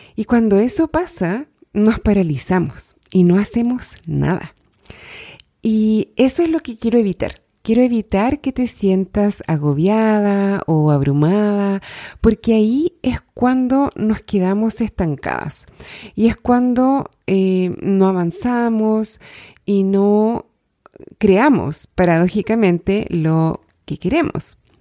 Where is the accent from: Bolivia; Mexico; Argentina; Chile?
Chile; soy chilena, soy life coach, vivo en Santiago de Chile